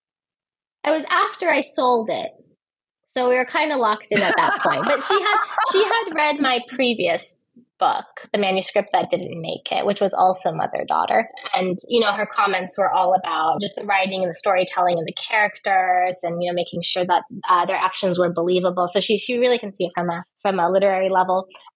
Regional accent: United States; moved away as an adult; also born or lived in Turkey; now in Istanbul, Turkey; I was born in the United States. And then when I was, I think, 26, I started living abroad

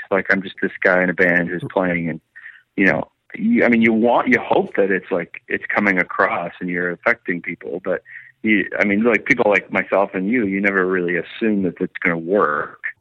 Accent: St. Catharines, Ontario, Canada; St. Catharines is where myself and Wade and Steele and Jesse, our original drummer, that's where we were all, all born and raised.

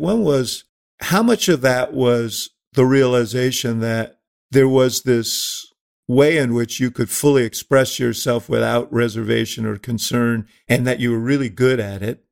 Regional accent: New York, United States; moved away; I grew up in New York.

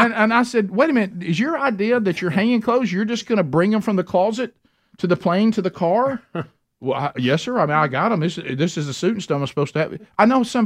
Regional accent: Alabama, United States; We're from Alabama

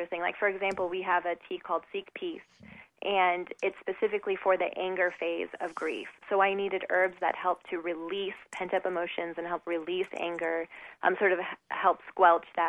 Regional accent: Southern California, United States; I was raised in Southern California

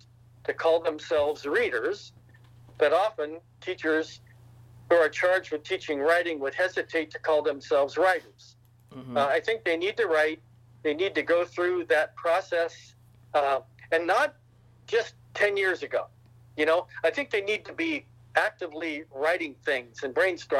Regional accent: Malvern, Ohio, United States; All of my growing up in Malvern, Ohio, in a small town of 1,362 people

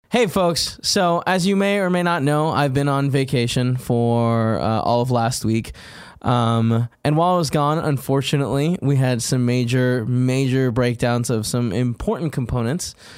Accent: Southern California, United States; moved away as an adult; I grew up in Southern California, so like I was always uh, in the sun

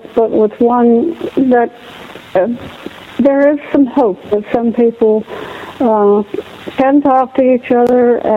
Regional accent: the South, United States; my own nanny when I was growing up in the South

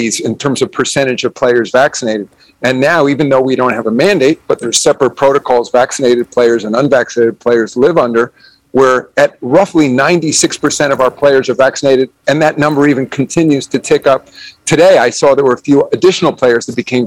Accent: New York, United States; I grew up in New York, and I grew up a New York Knicks fan

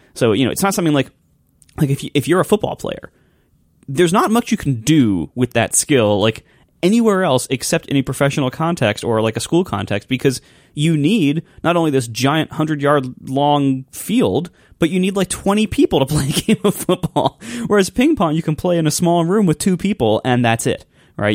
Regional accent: Ohio, United States; I'm from Ohio

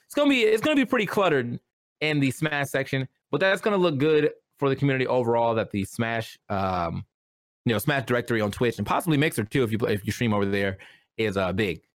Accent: United States; me being an American

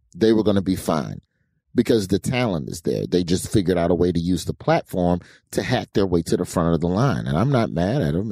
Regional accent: Birmingham, Alabama, United States; I was from Birmingham and the comedy club in Birmingham, the Stardome

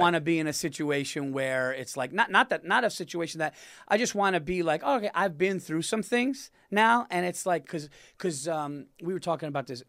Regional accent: New York, United States; my hometown

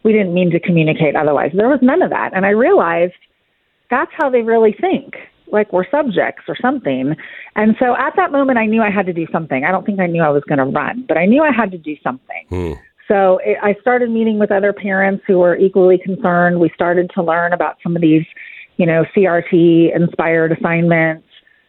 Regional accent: California, United States; now in Frisco, United States; And my husband and I moved here 9 years ago. I was born and raised in California, lived there my entire life, and we moved here due to my job promotion.

